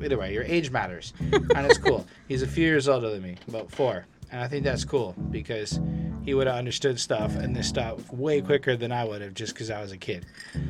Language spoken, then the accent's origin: English; New York, United States; I love this album. I'm totally biased, though. I'm 35 from New York, so I guess you see why.